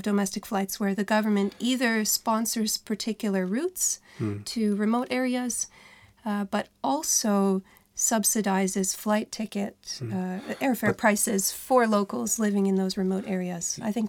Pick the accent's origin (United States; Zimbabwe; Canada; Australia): Canada; now in Iceland; I grew up in Canada.